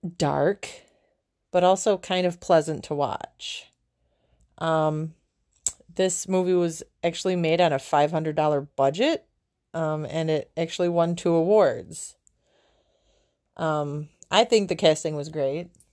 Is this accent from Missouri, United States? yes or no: no; Buffalo, New York, United States; born and raised in Buffalo, New York